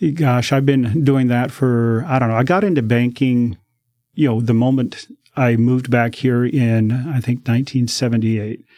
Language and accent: English; Denver, Colorado, United States; moved away as an adult; now in Oregon, United States; I grew up in Denver.